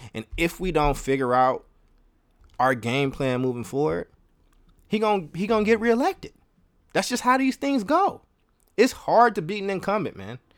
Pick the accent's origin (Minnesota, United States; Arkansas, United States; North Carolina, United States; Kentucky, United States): Kentucky, United States; also born or lived in Chicago, Illinois; now in Oakland, United States; I lived a long time in, in Kentucky